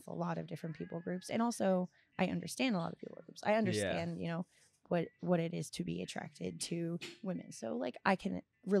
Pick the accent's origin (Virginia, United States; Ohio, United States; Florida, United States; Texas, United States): Florida, United States; also born or lived in Scotland / Costa Rica; So like I grew up in Florida, but I also grew up in Scotland and in Costa Rica and in like other countries and other cultures.